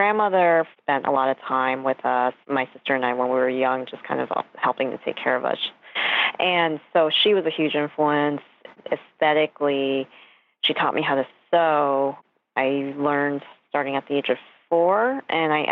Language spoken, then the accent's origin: English; New York City, New York, United States; also born or lived in Westchester, New York; I was born in New York on Queens Boulevard at St. John's Hospital